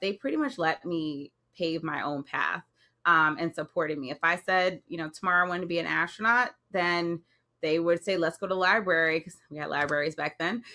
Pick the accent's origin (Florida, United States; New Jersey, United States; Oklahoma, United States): New Jersey, United States; Jersey City; I grew up in Jersey City, which is right across from Manhattan